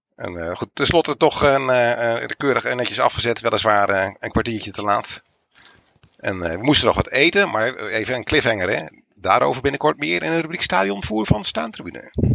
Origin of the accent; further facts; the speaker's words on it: Netherlands; Dus wij zeggen uit Nederland